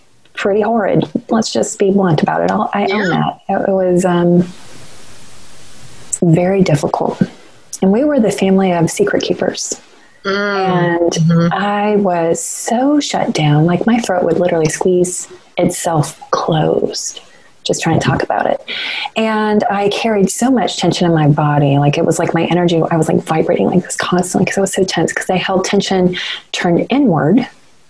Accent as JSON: {"language": "English", "region": "North Carolina", "country": "United States", "tie": "born or raised there", "moved": "yes", "said": "I claim the Carolinas equally. I was born in North Carolina, and my parents moved just over the state line to South Carolina, but I went to school in North Carolina for a huge portion of my education"}